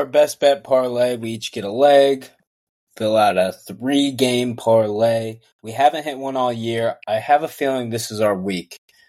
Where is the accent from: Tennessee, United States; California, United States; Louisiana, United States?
Tennessee, United States; Memphis; my hometown boys, Memphis.